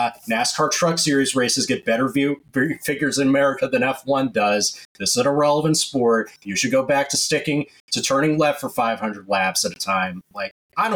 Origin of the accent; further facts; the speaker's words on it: United States; also born or lived in Connecticut; as the American in this panel